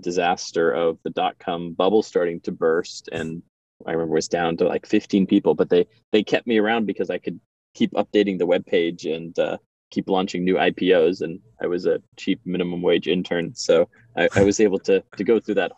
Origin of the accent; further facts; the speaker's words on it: Los Angeles, California, United States; moved away as an adult; also born or lived in New York / Arizona / San Francisco; I grew up in Los Angeles, was born in New York